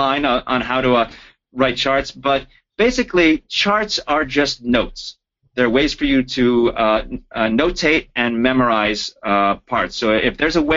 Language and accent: English; New Jersey, United States; also born or lived in Florida; now in Los Angeles, United States; I'm from Jersey